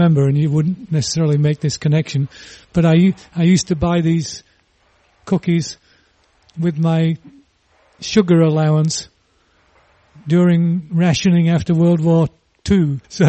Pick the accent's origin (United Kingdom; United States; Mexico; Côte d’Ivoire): United Kingdom; England; moved away; I grew up in England